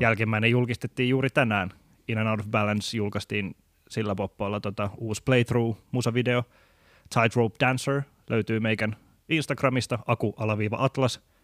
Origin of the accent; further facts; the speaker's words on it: Tampere, Pirkanmaa, Finland; moved away; mä oon kotoisin Tampereelta